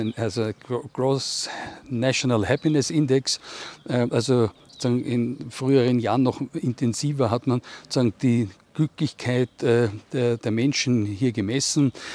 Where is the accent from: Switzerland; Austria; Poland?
Austria; als Österreicher